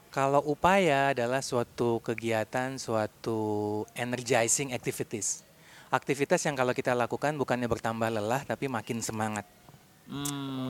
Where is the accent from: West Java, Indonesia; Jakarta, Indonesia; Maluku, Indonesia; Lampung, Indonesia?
West Java, Indonesia; Bandung; saya dari Bandung.